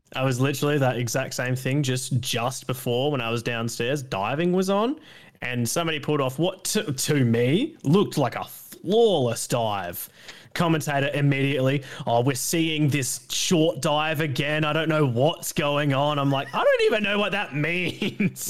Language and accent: English; Australia